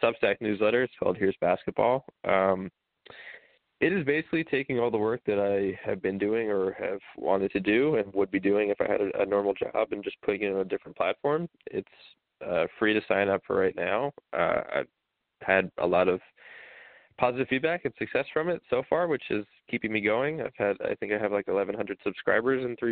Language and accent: English; New York, United States; now in Washington, D.C., United States; I'm from New York, so they've had it really bad up there. And that's where my whole family lives.